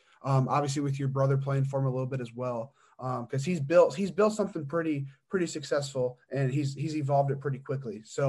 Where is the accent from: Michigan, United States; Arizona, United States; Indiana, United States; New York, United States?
Indiana, United States; I'm from the country as well. I mean, I'm from Indiana.